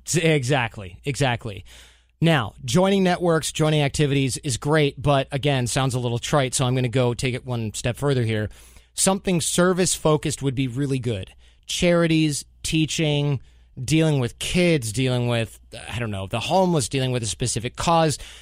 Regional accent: United States

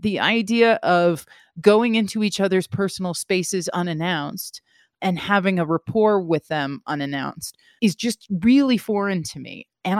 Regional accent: New York City, New York, United States; I'm a New Yorker first and foremost, and I lived in the same apartment for, 5 or 6 years on the same floor.

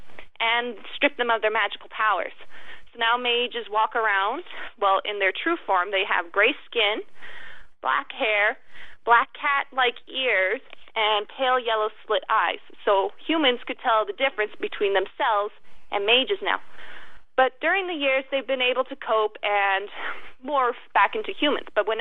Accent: Stony Plain, Alberta, Canada; I'm originally from Stony Plain, Canada

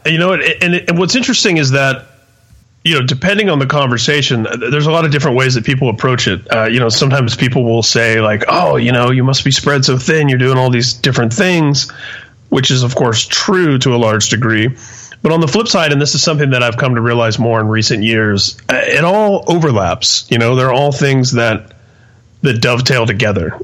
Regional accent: Indianapolis, Indiana, United States; also born or lived in San Mateo, California; I was uh, born and raised in Indianapolis

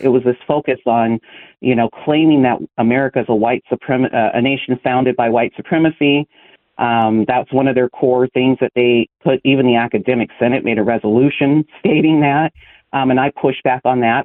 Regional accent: Lodi, California, United States; I'm from the Central Valley here in California. I grew up there, a small town called Lodi

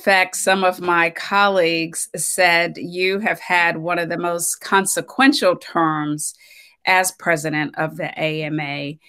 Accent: Bluefield, West Virginia, United States; Well, I am originally from West Virginia, a small town in West Virginia, Bluefield, West Virginia.

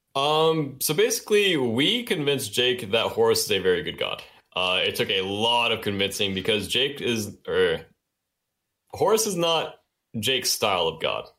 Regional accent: Dallas, Georgia, United States; accent: thick Southern; I'm from Georgia

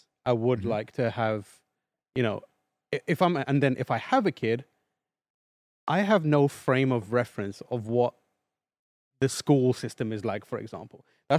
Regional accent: London, United Kingdom; born or raised there

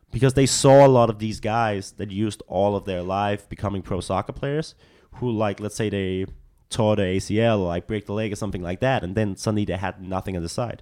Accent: Copenhagen, Capital Region of Denmark, Denmark; English is a second language; moved away as an adult; now in Los Angeles, United States; I'm from, I'm from the capital. I'm from Copenhagen.

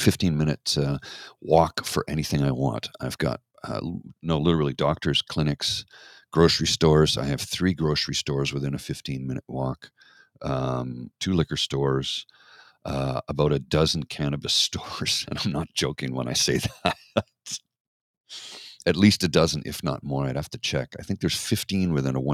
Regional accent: Canada; I'm Canadian.

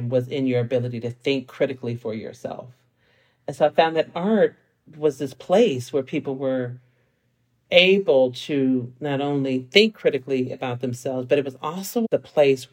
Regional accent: San Francisco, California, United States; also born or lived in Seattle; now in Los Angeles, United States; I grew up in San Francisco in the Fillmore, and I'm the first generation college student

